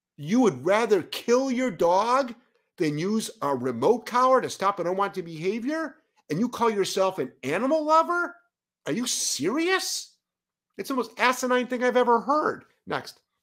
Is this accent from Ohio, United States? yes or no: yes; Lyndhurst, Ohio, United States; moved away as an adult; now in Providence, United States; I'm from Ohio